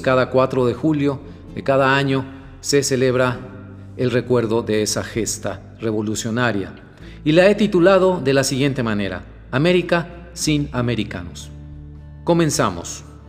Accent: Mexico; also born or lived in Monterrey, Mexico; yo sea mexicano y viva en Monterrey, México

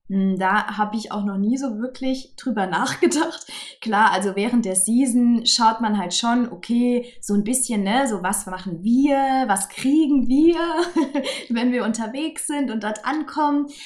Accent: Saarland, Germany; es kommen drei, vier aus meinem Heimatbundesland, aus dem Saarland.

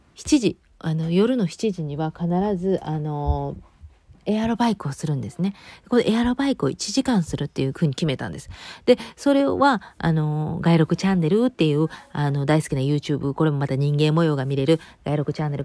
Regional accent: Kansai, Japan; 自分の故郷のその関西人

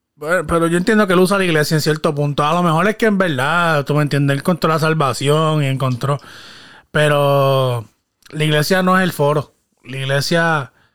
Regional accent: Guayama, Puerto Rico; mi pueblo natal, Guayama, Puerto Rico.

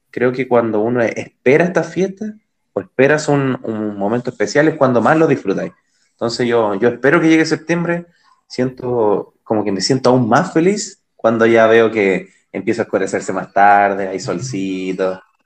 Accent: Chile; los chilenos somos

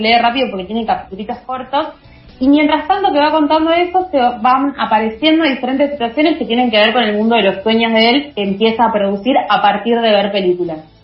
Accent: Argentina; pensarnos como argentinos

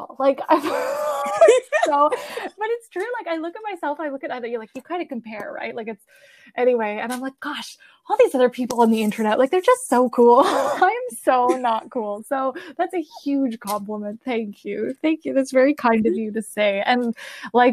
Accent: Canada; Both of my parents are Italian, but I'm Canadian. We live in Canada

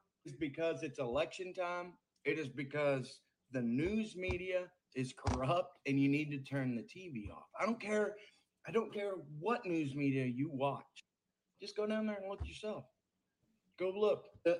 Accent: Texas, United States; Hell, I'm from Texas.

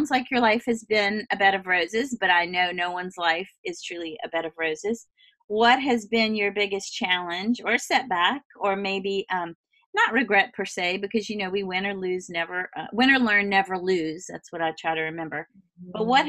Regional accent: Southern United States, United States; I'm from the South. It was a big thing for my family.

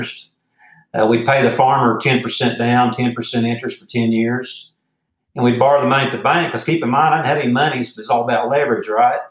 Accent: Jones, Oklahoma, United States; my hometown of Jones, Oklahoma

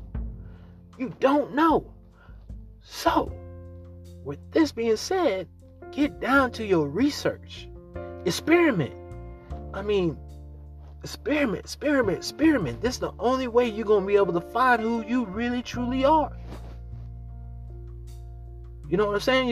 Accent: Missouri, United States; I'm from the Missouri. I'm from the Show Me State

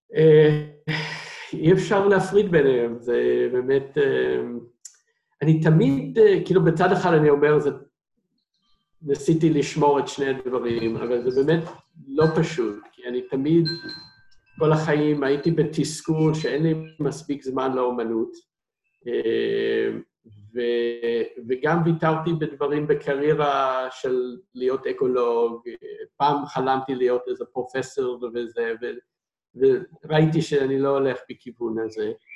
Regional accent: United States; Hebrew is a second language; moved away as an adult; now in Israel; אני במקור מארצות הברית

